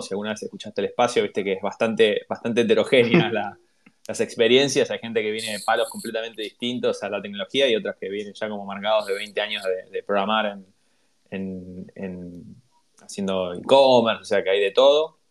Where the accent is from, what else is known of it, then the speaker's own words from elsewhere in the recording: Avellaneda, Buenos Aires Province, Argentina; yo soy Avellaneda